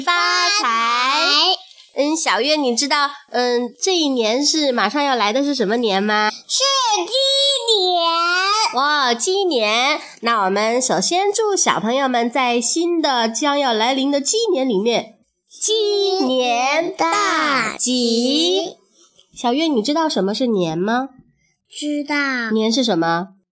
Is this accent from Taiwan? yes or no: no; China; 春节呀，是我们中国人最重要的节日